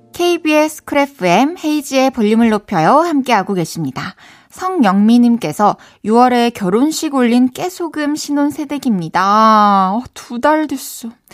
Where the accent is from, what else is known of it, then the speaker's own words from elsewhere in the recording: Changwon, South Gyeongsang, South Korea; moved away as an adult; also born or lived in Busan; now in Seoul, South Korea; 어렸을 때부터 이제 막 마산에서 초중고 다니고 또 대학교는 또 부산에서 다니다 보니까